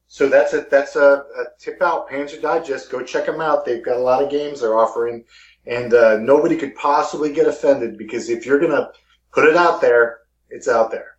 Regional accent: Missouri, United States; my hometown in Missouri

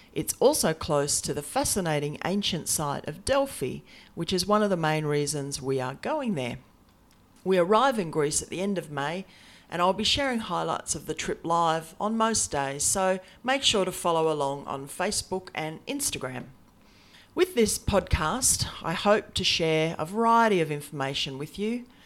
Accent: Australia; now in Brisbane, Australia; I'm an Aussie, and in fact, I'm coming to you from my office in subtropical Brisbane, the capital of Queensland

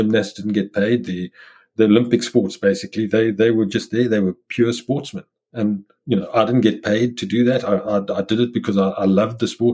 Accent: South Africa; moved away as an adult; as a South African where I was isolated through apartheid

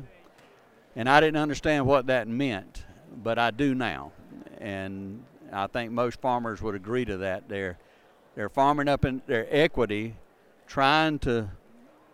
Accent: Southwest Georgia, United States; I'm from Southwest Georgia

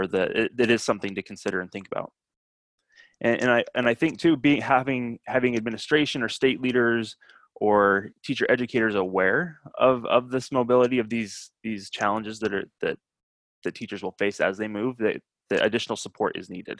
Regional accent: Utah, United States; moved away; So I'm from Utah originally.

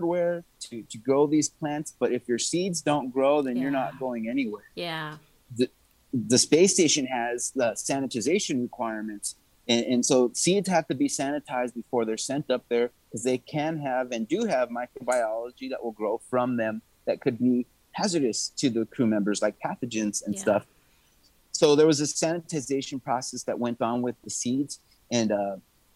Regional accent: New Mexico, United States; moved away; I am from New Mexico

